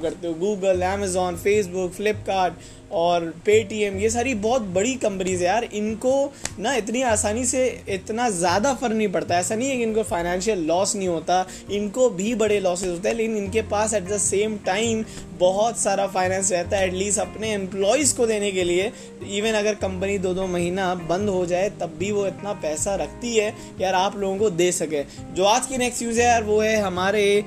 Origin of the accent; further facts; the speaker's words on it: India; हम इंडियन हैं जुगाड़ू